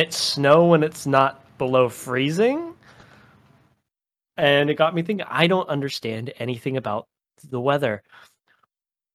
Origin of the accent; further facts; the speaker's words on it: California, United States; moved away; growing up in California